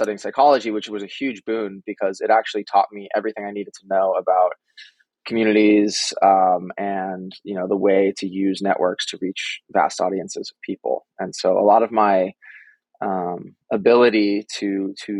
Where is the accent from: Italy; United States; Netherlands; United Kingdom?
United States; Needham, Massachusetts; moved away as an adult; now in Brooklyn, United States; I grew up in Boston, or a town called Needham, Massachusetts